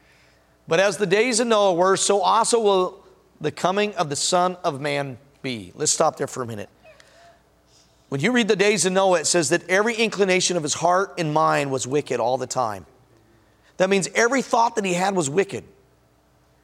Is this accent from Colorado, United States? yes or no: yes; Denver, Colorado, United States; moved away; also born or lived in Washington / Tulsa County; I'm from Denver